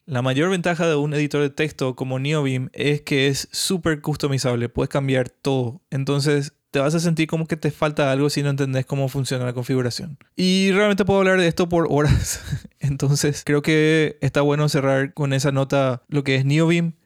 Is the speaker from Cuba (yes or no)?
no; Paraguay; now in Brazil; soy un desarrollador de Paraguay, vivo en Brasil ahora mismo.